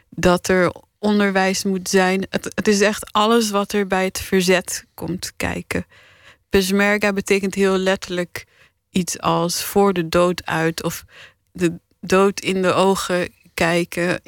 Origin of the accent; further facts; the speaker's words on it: Paris, Île-de-France, France; born there; ik werd geboren in Parijs omdat mijn vader toen een half jaar namens de partij aan de beurt was om te lobbyen in Europa.